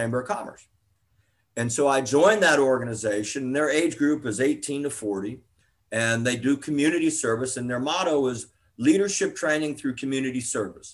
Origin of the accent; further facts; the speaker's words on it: Miami, Florida, United States; I grew up down in Miami. Miami's home for me, down in South Florida